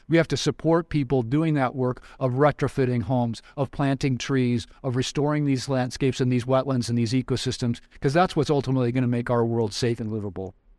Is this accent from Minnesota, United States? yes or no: no; Wyoming, United States; I grew up in Wyoming.